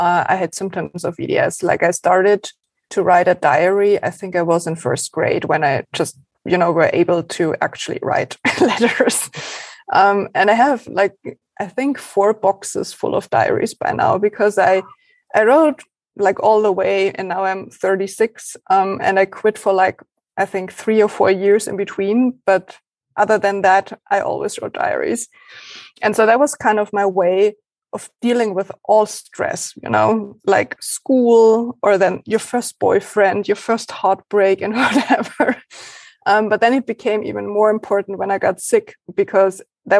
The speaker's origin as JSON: {"language": "English", "country": "Germany", "first_language": "German", "second_language": "English"}